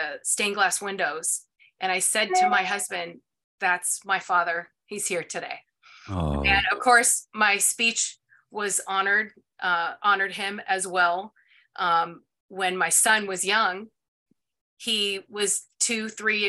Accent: Ohio, United States; I'm from Ohio

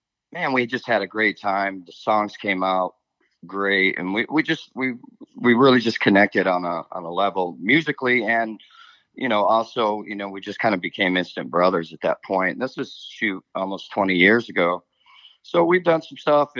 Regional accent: Indiana, United States; now in Nashville, United States; I was from Indiana, kind of grew up in a family band

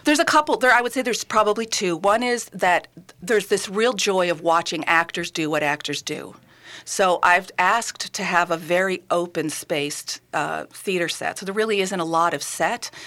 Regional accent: New York, United States; moved away as an adult; also born or lived in Massachusetts; now in Minnesota, United States; I'm a New Yorker

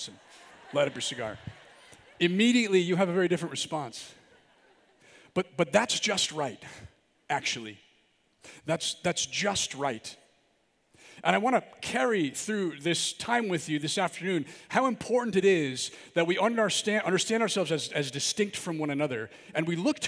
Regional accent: Milwaukee, Wisconsin, United States; I'm from the Archdiocese of Milwaukee

